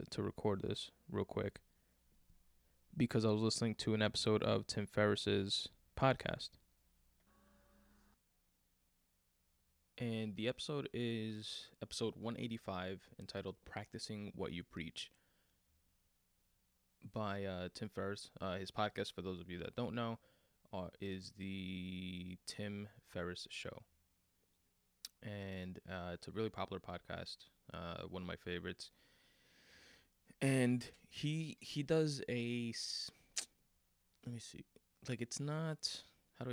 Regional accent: New York City, New York, United States; I'm from Queens.

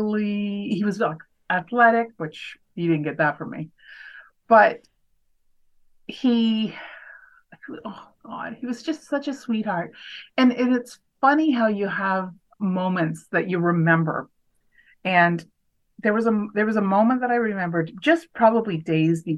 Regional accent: Canada; also born or lived in Waterloo, Ontario; So I'm Canadian

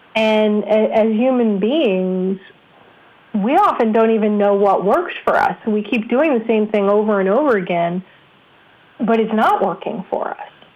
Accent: New York, United States; I grew up in New York where we had some of the best radio DJs

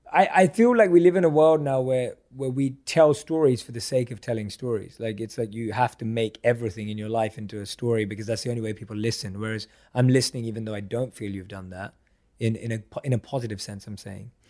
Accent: London, United Kingdom; I grew up a huge football and soccer fan growing up in London

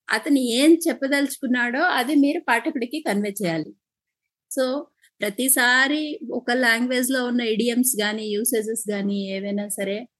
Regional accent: Palakonda, Andhra Pradesh, India; మాది శ్రీకాకుళం జిల్లా పాల్గొండ అండి

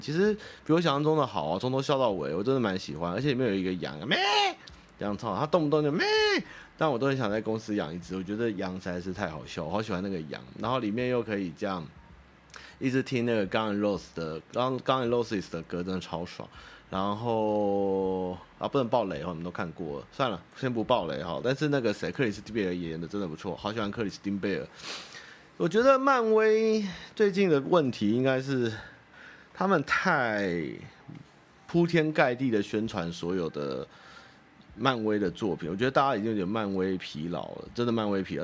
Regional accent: Wanhua, Taipei, Taiwan; 我老家在万华

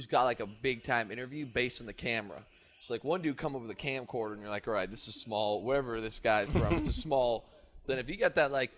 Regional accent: Canada; I'm from Canada.

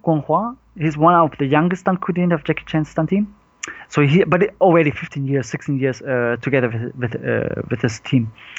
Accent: Vietnam; Andy Long is Vietnamese, like me

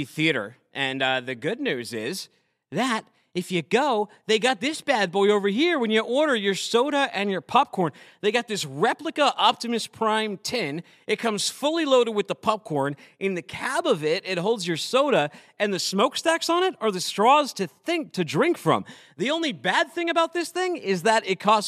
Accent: Massachusetts, United States; I am from Massachusetts myself, and I grew up looking at those New England Motor Freight trucks.

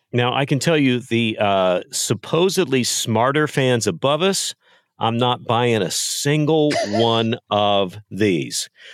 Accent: Texas, United States; moved away; I grew up in Texas

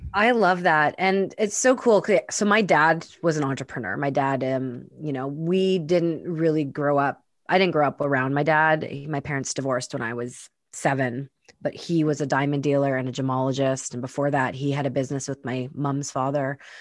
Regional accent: Winnipeg, Manitoba, Canada; moved away; I've spent the last few weeks in my hometown, Winnipeg, Manitoba

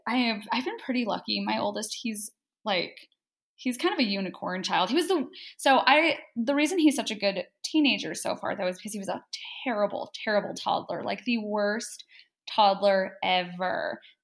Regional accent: Flagstaff, Arizona, United States; born there; So I was born in Flagstaff, Arizona. We didn't live there too terribly long. I don't remember anything about it. Some point we moved around Arizona a little bit.

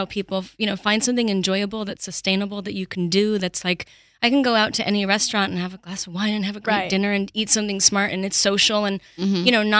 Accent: Montreal, Quebec, Canada

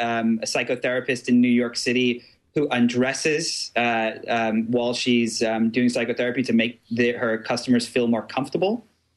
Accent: England, United Kingdom; I grew up in England, and I went to a private school called Barnard Castle, and then I got expelled.

